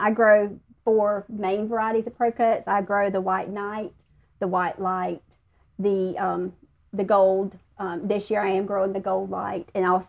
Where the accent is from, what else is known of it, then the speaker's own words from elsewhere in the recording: the South, United States; accent: southern; My southern accent sometimes, that's